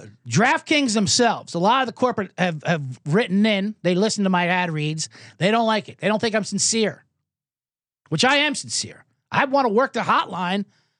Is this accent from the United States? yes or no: yes; New Jersey, United States; growing up in the Philadelphia area in South Jersey during the time when he was with the Phillies